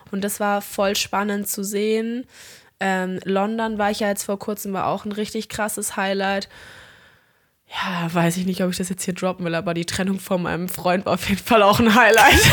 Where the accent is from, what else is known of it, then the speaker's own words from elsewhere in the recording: Albania; ich hatte einen richtig geilen Urlaub mit einer ultra coolen Crew aus meiner Heimat in Albanien